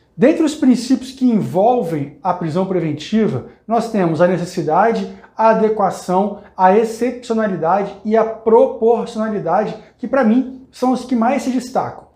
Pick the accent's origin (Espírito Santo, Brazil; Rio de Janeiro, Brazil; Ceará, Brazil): Espírito Santo, Brazil; eu sou do Espírito Santo